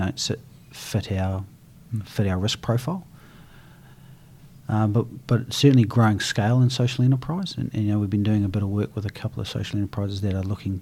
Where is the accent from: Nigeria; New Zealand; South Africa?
New Zealand; East Coast; now in Christchurch, New Zealand; growing up on the East Coast